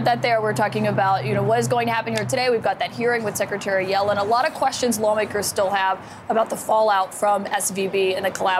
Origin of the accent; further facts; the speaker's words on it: Montgomery, Alabama, United States; I'm from Montgomery, Alabama.